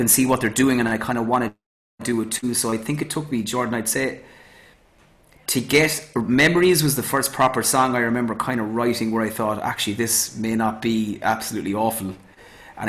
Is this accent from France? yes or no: no; Youghal, Cork, Munster, Ireland; moved away as an adult; also born or lived in Midleton, Ireland; now in Madrid, Spain; growing up in Yall around my uncles as well